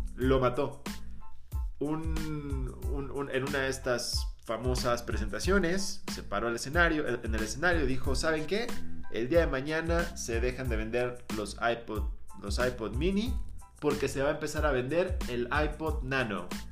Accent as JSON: {"language": "Spanish", "country": "Mexico", "said": "nosotros como mexicanos"}